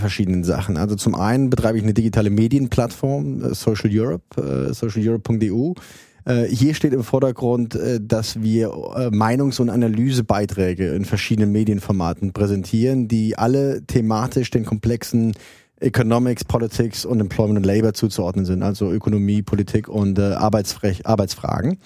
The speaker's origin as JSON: {"language": "German", "region": "Saarland", "country": "Germany", "also_born_or_lived": "Trier", "moved": "as an adult", "lives_now": "London, United Kingdom", "said": "ich komme ursprünglich aus dem Saarland, habe in Trier studiert Und bin dann zweitausend, zweitausendeinst, äh, nach London gegangen"}